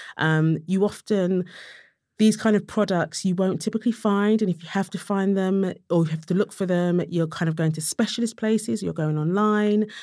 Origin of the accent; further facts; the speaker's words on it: London, United Kingdom; I was from Tottenham